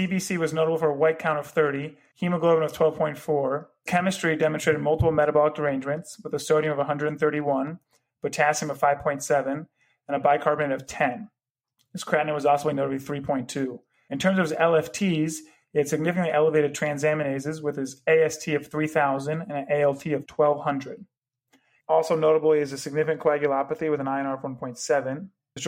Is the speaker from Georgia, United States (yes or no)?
no; Florida, United States; also born or lived in Chicago; now in Cleveland, United States; I'm from Florida originally